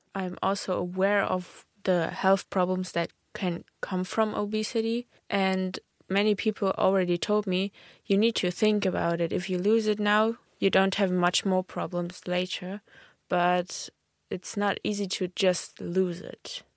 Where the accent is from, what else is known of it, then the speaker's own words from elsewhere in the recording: Germany; I'm from Germany